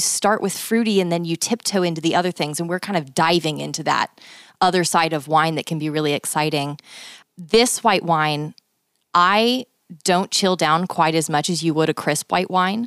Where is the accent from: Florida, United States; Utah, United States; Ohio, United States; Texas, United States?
Texas, United States; I'm from Texas